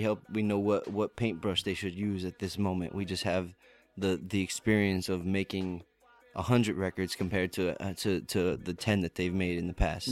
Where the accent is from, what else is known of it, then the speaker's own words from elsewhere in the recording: Lakewood, New Jersey, United States; originally from Jersey, uh, uh-huh. like South Jersey, uh, Lakewood, Ocean County, um, mm-hmm. and just grew up down there